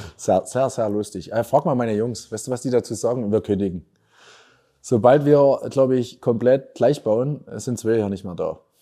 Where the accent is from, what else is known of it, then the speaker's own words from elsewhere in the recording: Erzgebirge, Saxony, Germany; accent: Erzgebirgisch; moved away as an adult; also born or lived in Vienna, Austria; meine Heimat ist schlecht, auch wenn wir manchmal wirklich schlechte Nachrichten aus der Region haben. Sondern ich habe gesagt, ich will euch zeigen, es gibt auch noch die lustigen Seiten, die schönen Seiten. Und das ist für mich das Erzi